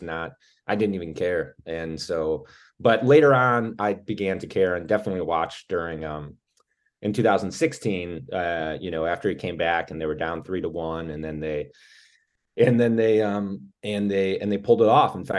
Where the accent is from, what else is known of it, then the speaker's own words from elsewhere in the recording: Cleveland, Ohio, United States; I'm from Cleveland, Ohio